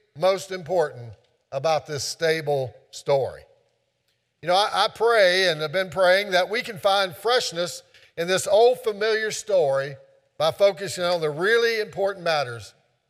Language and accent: English; Keezletown, Virginia, United States; I was growing up in Keezeltown